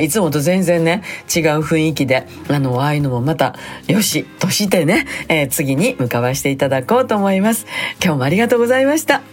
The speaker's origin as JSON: {"language": "Japanese", "town": "Sakai", "region": "Osaka", "country": "Japan", "tie": "born or raised there", "said": "私の地元ですね南海高野線の白鷺駅の近所"}